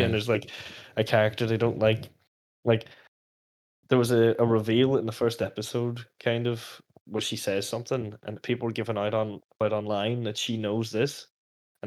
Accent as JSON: {"language": "English", "town": "Letterkenny", "region": "Ulster", "country": "Ireland", "tie": "born or raised there", "said": "my hometown"}